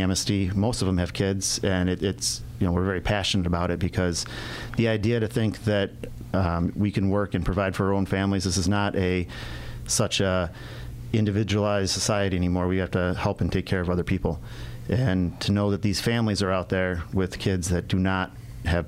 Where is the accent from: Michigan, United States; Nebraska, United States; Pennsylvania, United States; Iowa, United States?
Michigan, United States; Detroit; growing up in the Detroit area